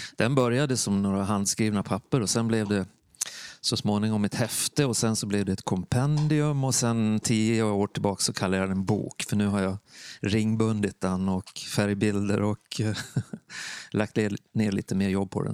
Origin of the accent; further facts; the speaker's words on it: Borlänge, Dalarna County, Sweden; moved away; also born or lived in Värmland; Jag kommer från Dalarna, från Stora Tuna. Mm. Eller Borlänge som man säger nu för tiden.